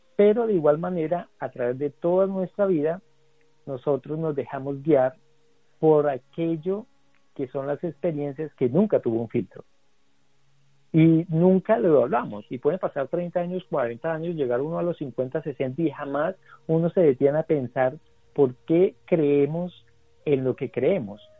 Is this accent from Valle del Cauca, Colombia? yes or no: no; Garzón, Huila, Colombia; yo soy del Huila, de Grado Huila